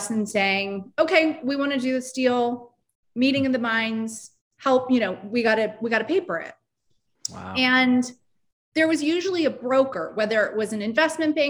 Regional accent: Seattle, Washington, United States; moved away as an adult; also born or lived in upstate New York; now in Brooklyn, United States; I grew up in Seattle

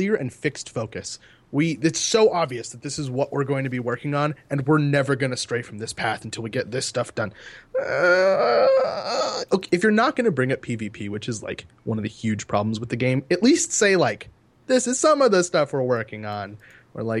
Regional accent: Egypt; I'm from Egypt

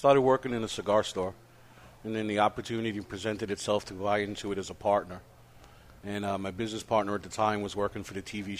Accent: Brooklyn, New York, United States; accent: Brooklyn; growing up in Brooklyn.

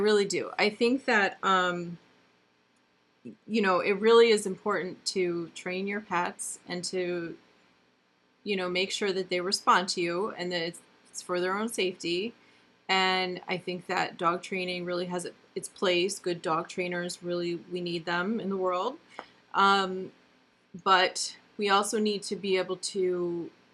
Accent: upstate New York, United States; now in New Jersey, United States; I'm from upstate New York

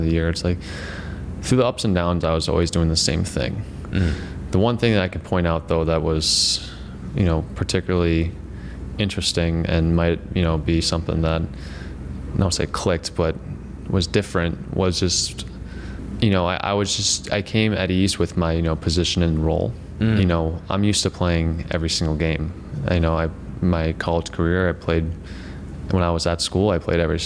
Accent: Darien, Connecticut, United States; moved away as an adult; So I went back to Connecticut. I'm from Darien, Connecticut

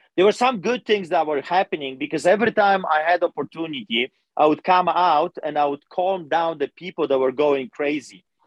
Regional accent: Poland; English is a second language; also born or lived in Greece / Canada; now in Calgary, Canada; I'm a Polish immigrant. I grew up in Poland

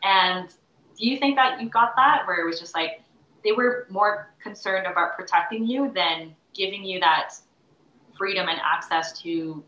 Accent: Canada; my parents immigrated to Canada, and then I was born in Canada, but my parents are from Taiwan.

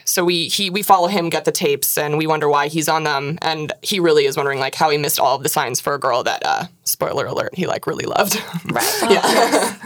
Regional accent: Washington, United States; I'm from Washington

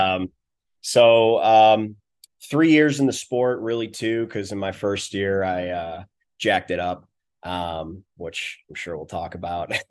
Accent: Western New York, United States; moved away; also born or lived in Virginia; I grew up in Western New York

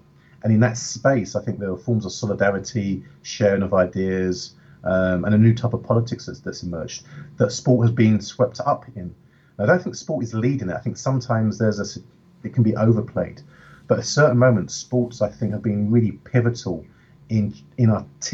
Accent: London, United Kingdom; moved away as an adult; now in United States; as a black kid from a working class background, growing up in South London

